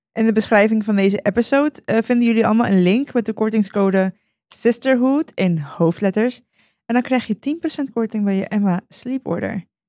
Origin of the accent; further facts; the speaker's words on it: Costa Rica; now in Netherlands; ik ben dus geboren in Costa Rica